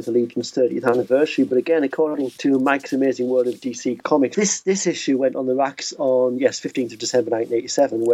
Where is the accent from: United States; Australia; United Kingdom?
United Kingdom; being a British kid